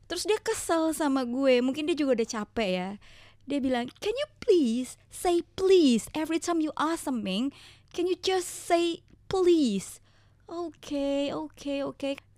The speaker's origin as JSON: {"language": "Indonesian", "region": "Jakarta", "country": "Indonesia", "said": "tapi kan secara gue orang Jakarta kita kalau ngomong tuh pakai slang gitu yang nggak ada di kamus"}